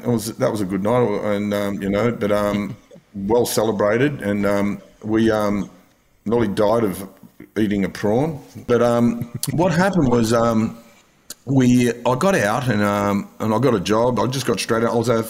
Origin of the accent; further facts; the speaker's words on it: Sydney, New South Wales, Australia; moved away as an adult; also born or lived in Currumbin, Queensland; Like I grew up in the Western Suburbs. There's no beaches in Mount Druitt, and I always wanted to live near the beach.